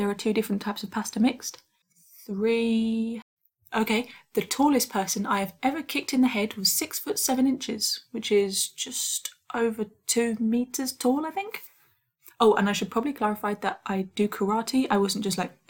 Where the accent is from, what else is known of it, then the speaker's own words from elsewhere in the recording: United Kingdom; I'm a Brit